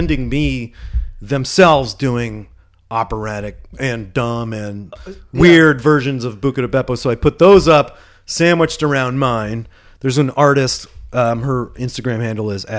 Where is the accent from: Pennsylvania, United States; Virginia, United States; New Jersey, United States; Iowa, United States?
Pennsylvania, United States; Pittsburgh; moved away; I'm from Pittsburgh